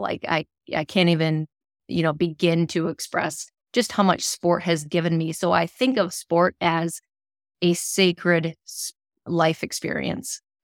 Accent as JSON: {"language": "English", "town": "Rochester", "region": "Minnesota", "country": "United States", "tie": "born or raised there", "said": "growing up in my hometown, how, hometown of Rochester, Minnesota"}